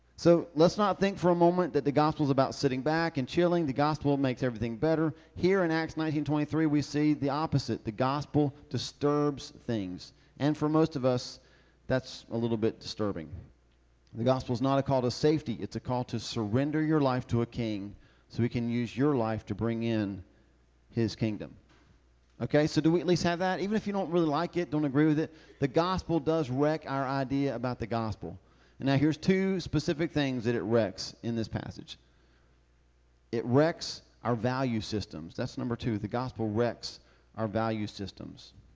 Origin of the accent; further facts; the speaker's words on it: the South, United States; I'm from the South.